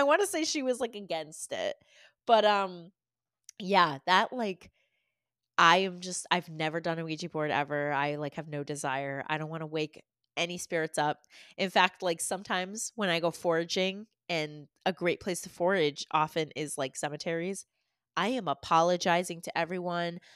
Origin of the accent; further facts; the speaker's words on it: Massachusetts, United States; growing up in Massachusetts